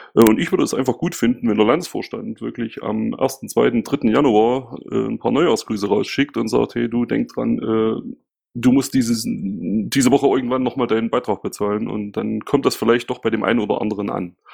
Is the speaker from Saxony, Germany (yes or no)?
yes; Saxony, Germany; now in Ismaning, Germany; bin ein waschechter Ossi und neige zum Nuscheln